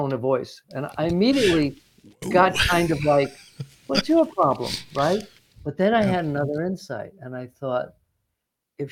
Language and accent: English; New York, United States; moved away; I grew up in New York